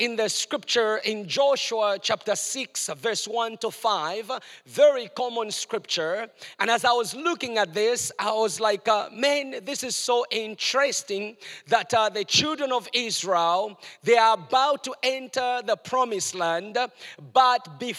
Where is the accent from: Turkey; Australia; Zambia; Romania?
Zambia; Chingola, Copperbelt Province; moved away; in a place where I was born in Chingola, Zambia, where I was born